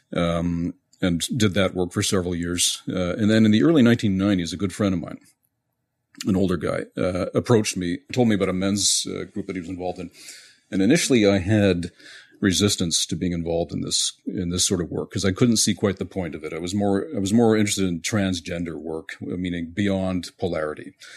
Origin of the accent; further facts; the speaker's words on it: Montreal, Quebec, Canada; moved away; also born or lived in west coast of North America; I was born and raised in Montreal